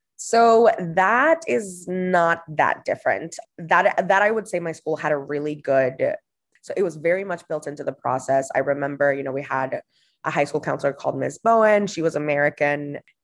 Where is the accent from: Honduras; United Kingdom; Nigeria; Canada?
Honduras; moved away as an adult; also born or lived in Boston; I was born and raised in Honduras in Central America